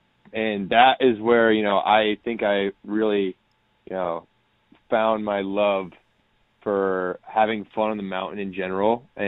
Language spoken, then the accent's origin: English; Northborough, Massachusetts, United States; also born or lived in Vermont; my hometown in Northborough, Massachusetts.